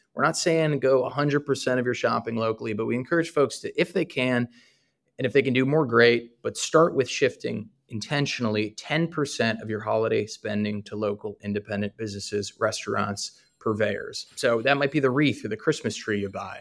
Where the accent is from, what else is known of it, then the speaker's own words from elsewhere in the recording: Northeast, United States; moved away as an adult; now in Charleston, United States; I'm originally from the Northeast